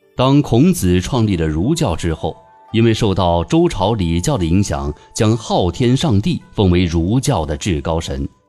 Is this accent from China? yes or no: yes; China; 我们中国人